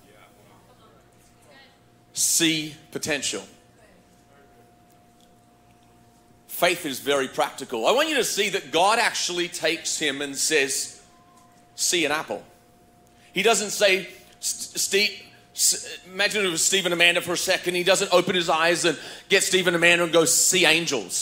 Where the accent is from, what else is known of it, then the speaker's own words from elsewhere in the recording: Australia; now in United States; growing up in Australia